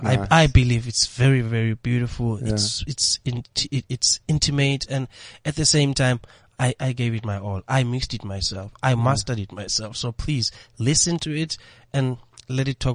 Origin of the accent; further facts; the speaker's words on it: South Africa; being South African